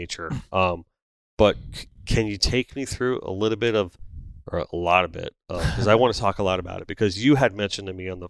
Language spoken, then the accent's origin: English; North Lauderdale, Florida, United States; I grew up in North Lauderdale, on the corner of Kimberly and Rock Island.